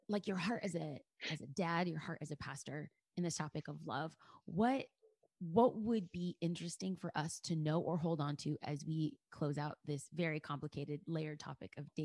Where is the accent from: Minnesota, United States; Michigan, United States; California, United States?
California, United States; Los Angeles; I'm a girl from East